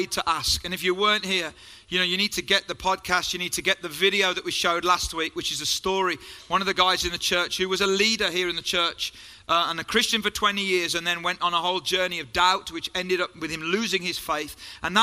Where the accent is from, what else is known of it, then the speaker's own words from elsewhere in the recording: Hagley, West Midlands, United Kingdom; accent: Black Country; I was brought up in Hagley and Pedmore